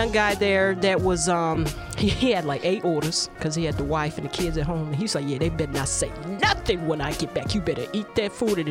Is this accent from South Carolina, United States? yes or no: no; St. Louis, Missouri, United States; we're from St. Louis.